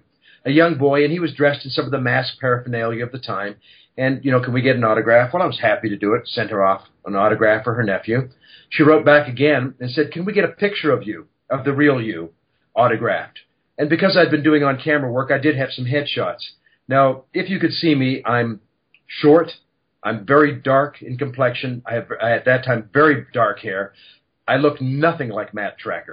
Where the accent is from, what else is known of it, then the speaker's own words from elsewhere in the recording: Canada; moved away as an adult; now in Los Angeles, United States; I'm a Canadian boy